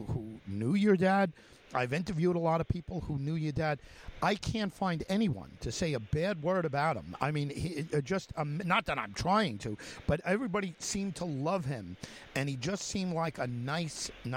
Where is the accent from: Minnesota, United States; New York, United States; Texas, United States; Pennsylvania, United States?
New York, United States; Long Island; I'm from Long Island